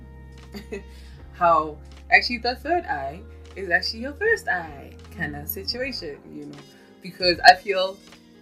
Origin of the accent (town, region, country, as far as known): South Africa